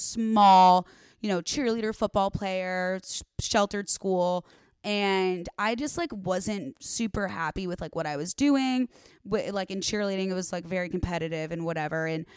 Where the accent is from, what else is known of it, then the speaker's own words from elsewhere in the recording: Arlington Heights, Illinois, United States; moved away as an adult; now in Los Angeles, United States; The northwest suburbs of Chicago.